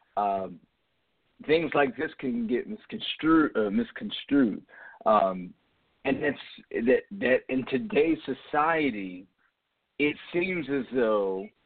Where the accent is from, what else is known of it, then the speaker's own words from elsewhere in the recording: near Camden, New Jersey, United States; I grew up in Jersey, you know, South Jersey, right near Camden, about 10 minutes from Philadelphia